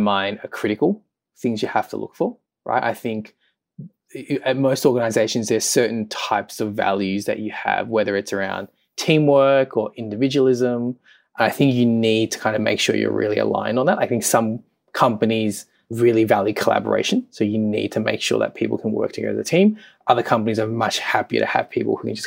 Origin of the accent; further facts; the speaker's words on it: Melbourne, Victoria, Australia; moved away as an adult; also born or lived in London; I'm from Melbourne.